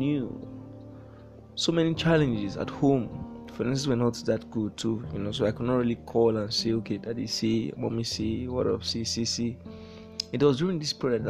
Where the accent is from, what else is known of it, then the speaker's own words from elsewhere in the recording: Warri, Delta, Nigeria; I was born in the Federal Republic of Nigeria in the year 1997 in a town called Warri. Warri, Niger Delta, that's Delta State. I did all my formal schooling there.